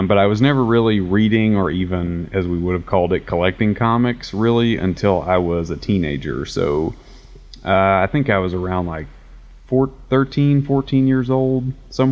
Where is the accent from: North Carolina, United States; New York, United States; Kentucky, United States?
Kentucky, United States; Paducah; moved away as an adult; now in Nashville, United States; I moved from Paducah, Kentucky, which is where I'm from